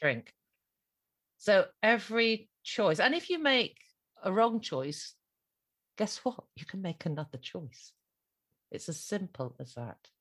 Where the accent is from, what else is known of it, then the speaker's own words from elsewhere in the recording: Ireland; me being Irish Catholic